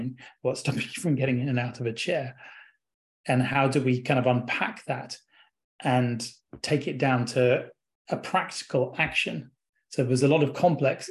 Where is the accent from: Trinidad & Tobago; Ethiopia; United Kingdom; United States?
United Kingdom; England; accent: English